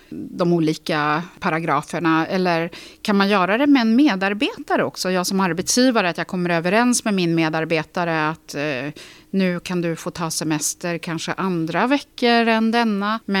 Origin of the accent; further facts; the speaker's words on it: Lysekil, Västra Götaland, Sweden; Vi sitter ju i Stockholm just nu. Jag kommer från Lysekil.